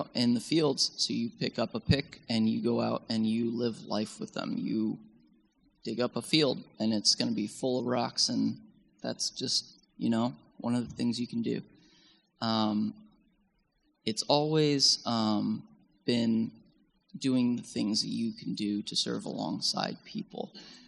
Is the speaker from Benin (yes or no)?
no; Bolivia; I was born and raised in Bolivia in South America in really high mountains.